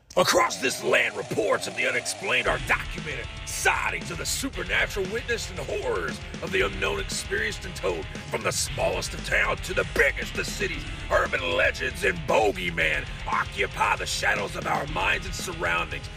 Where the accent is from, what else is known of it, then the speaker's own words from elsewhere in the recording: Eastern Kentucky, United States; I'm a hillbilly from Eastern Kentucky.